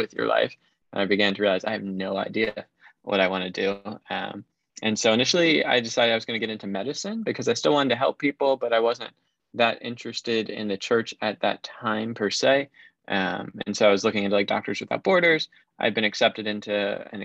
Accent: Maryland, United States; I grew up in Maryland, okay. So kind of DC suburbs

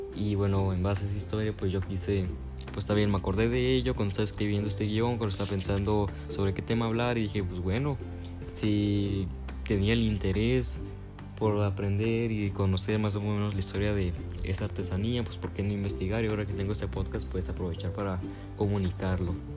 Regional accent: Mexico; yo como mexicano

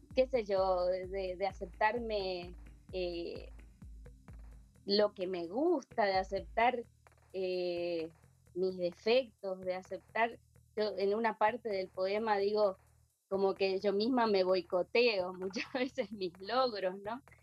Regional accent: Argentina; moved away as an adult; now in Asunción, Paraguay; estoy en Asunción, Paraguay. Eh, yo soy argentina, pero hace 30, 32 años que, me radiqué acá

